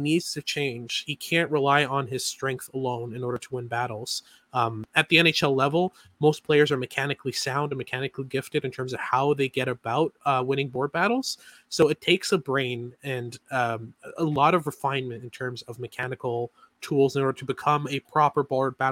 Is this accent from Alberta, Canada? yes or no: no; Montreal, Quebec, Canada; I'm from Montreal. I'm a Habs fan.